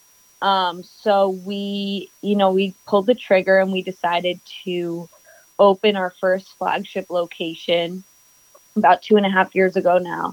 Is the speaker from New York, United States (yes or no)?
yes; New York City, New York, United States; I am born and raised in New York City.